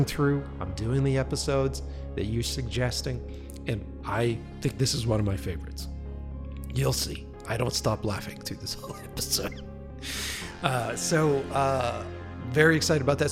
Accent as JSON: {"language": "English", "region": "East Coast", "country": "United States", "moved": "yes", "lives_now": "Los Angeles, United States", "said": "you're talking to an East Coast kid"}